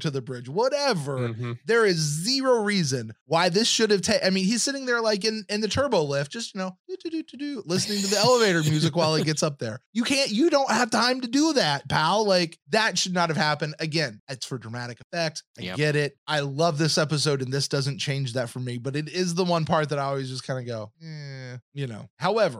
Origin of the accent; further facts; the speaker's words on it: the South, United States; me as a Southerner